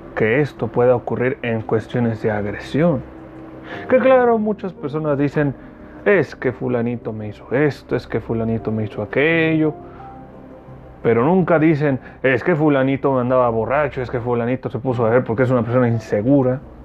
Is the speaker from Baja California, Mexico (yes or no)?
yes; Mexicali, Baja California, Mexico; Mexicali, mi tierra bonita